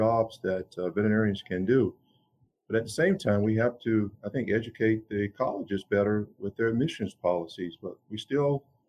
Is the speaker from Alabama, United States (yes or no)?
yes; Alabama, United States; I grew up in Alabama. I grew up in a county where there was only one veterinarian.